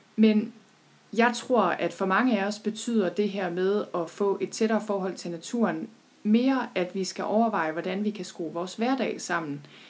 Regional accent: Thy, North Denmark Region, Denmark; jeg er selv født og opvokset i Thy

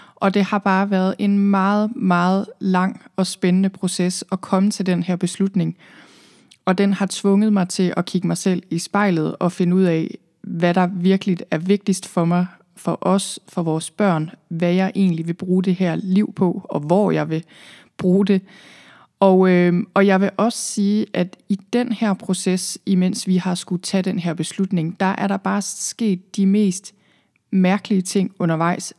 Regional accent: Thy, northwest Jutland, North Denmark Region, Denmark; moved away as an adult; also born or lived in London / Zealand; jeg er oprindeligt fra Thy i Nordvestjylland. Der boede jeg øh, hele mit liv, indtil jeg rejste væk

